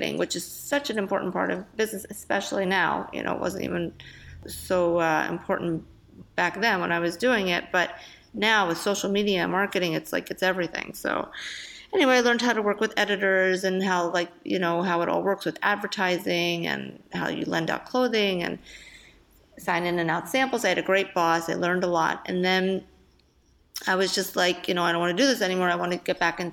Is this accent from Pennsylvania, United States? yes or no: yes; Philadelphia, Pennsylvania, United States; I'm from Philadelphia